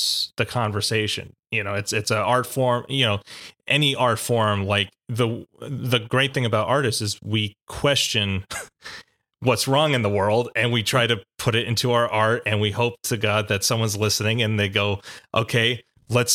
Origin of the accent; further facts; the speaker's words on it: Philadelphia, Pennsylvania, United States; growing up in Philadelphia